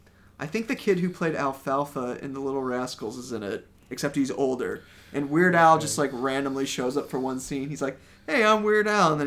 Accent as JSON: {"language": "English", "town": "Chicago", "region": "Illinois", "country": "United States", "said": "I'm from Chicago."}